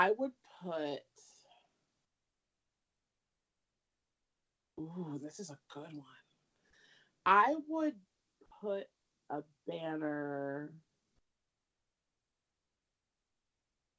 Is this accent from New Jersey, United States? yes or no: yes; New Jersey, United States; I'm from Jersey